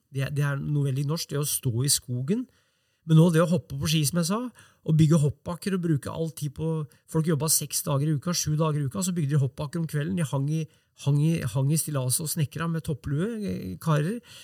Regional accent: Brumunddal, Innlandet, Norway; i Brumunddal, der jeg vokste opp

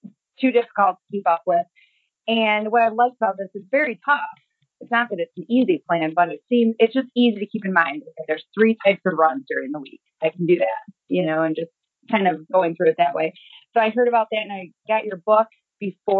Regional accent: St. Clair, Michigan, United States; I'm from St. Clair, Michigan, and that's about an hour north of Detroit, small town area

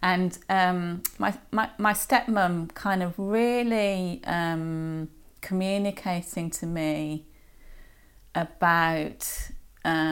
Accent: Birmingham, West Midlands, United Kingdom; I grew up in Birmingham

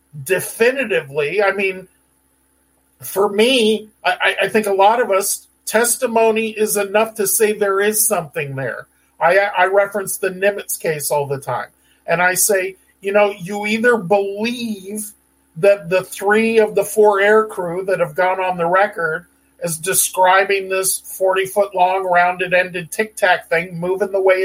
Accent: San Diego, California, United States; I grew up in San Diego.

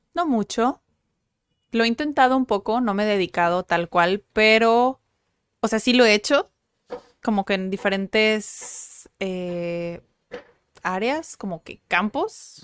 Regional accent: Tijuana, Baja California, Mexico; Sí, somos de Tijuana, nacimos en Tijuana, crecimos en Tijuana, no estudiamos en otro lugar.

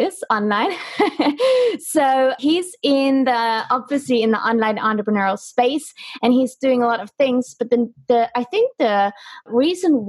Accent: Germany; I'm from Germany

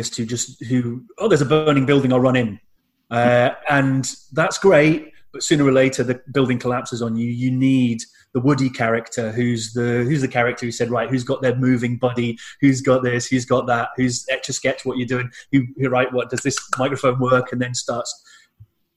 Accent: United Kingdom; I'm British. I'm too British to salsa

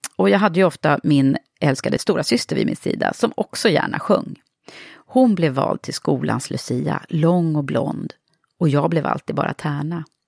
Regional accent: Södertälje, Stockholm County, Sweden; jag kom från Södertälje

